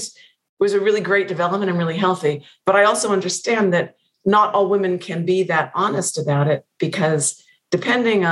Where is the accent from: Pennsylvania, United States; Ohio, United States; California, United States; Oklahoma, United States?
Pennsylvania, United States; moved away; I've not been back to Pennsylvania since it came out